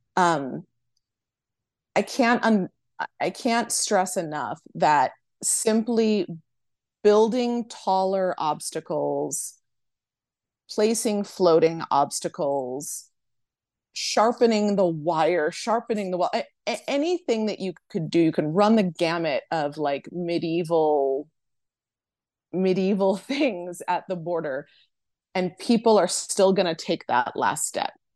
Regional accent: Boston, Massachusetts, United States; now in El Paso, United States; I'm originally from Boston

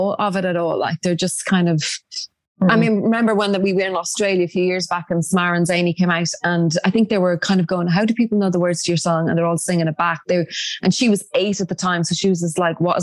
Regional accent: Ireland; all of us, like being Irish

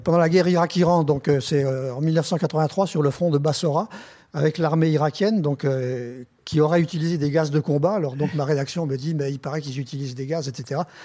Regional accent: France; en tant que journaliste français, donc je suis français, j'ai un passeport français

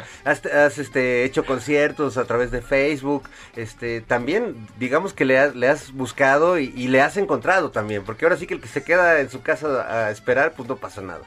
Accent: Mexico; orgullosos de ser músicos este mexicanos

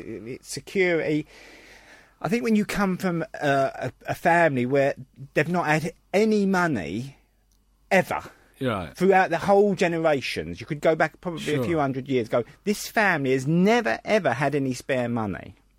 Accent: London, United Kingdom; I was born in Bethnal Green.

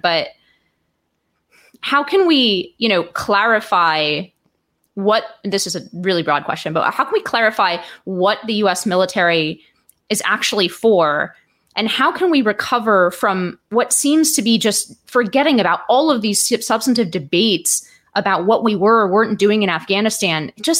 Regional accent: United States; it makes me like angry and in some ways humiliated as an American

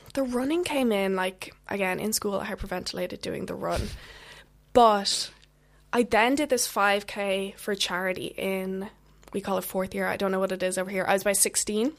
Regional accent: just outside of Dublin, Leinster, Ireland; I'm from Ireland, just outside of Dublin.

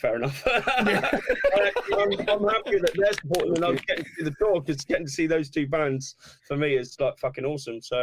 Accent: Torquay, South West England, United Kingdom; I'm from Torquay. Oh, where's that? Oh, it's in the southwest

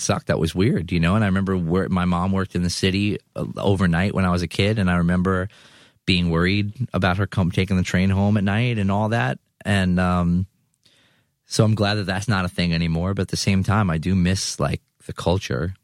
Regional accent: New York City, New York, United States; I'm from Eastern Queens

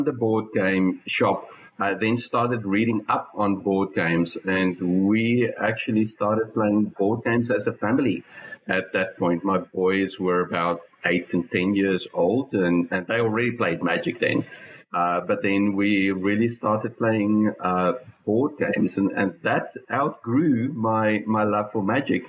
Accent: Bloemfontein, Free State, South Africa; now in Melbourne, Australia; my home country in Bloemfontein in South Africa

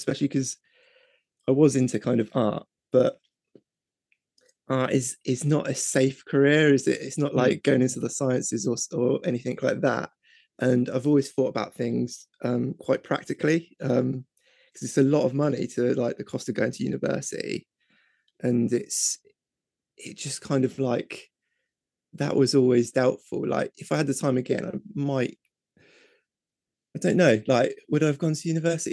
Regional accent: Reading, South East England, United Kingdom; I'm from Reading in England

